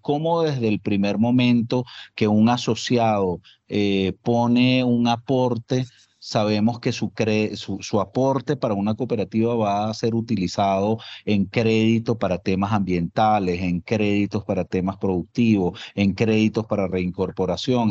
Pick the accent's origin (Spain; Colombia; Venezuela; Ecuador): Colombia; como colombianos